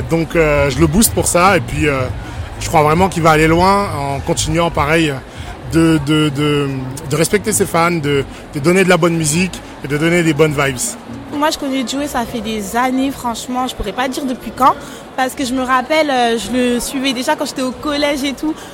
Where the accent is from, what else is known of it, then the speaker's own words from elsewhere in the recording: Haiti; En plus, moi je suis haïtien, on représente.